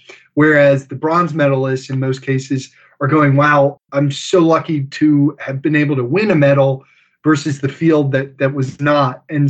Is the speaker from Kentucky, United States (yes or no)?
no; Harford County, Maryland, United States; I grew up in Harford County, Maryland, and my family's been there for generations.